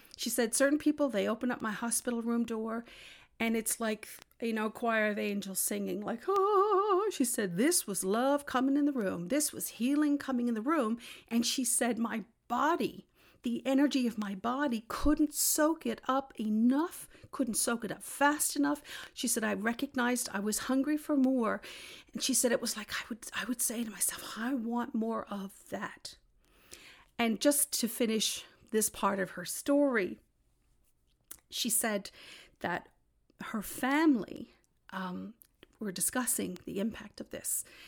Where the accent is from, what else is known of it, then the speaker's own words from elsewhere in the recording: Newfoundland and Labrador, Canada; I'm from Newfoundland